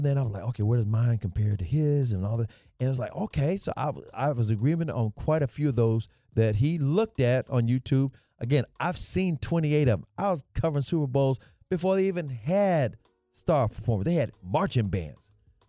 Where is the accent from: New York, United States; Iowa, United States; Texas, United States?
Texas, United States; Dallas; born there; And I said, yes, I've been a Cowboys fan my whole life because I was born in Dallas.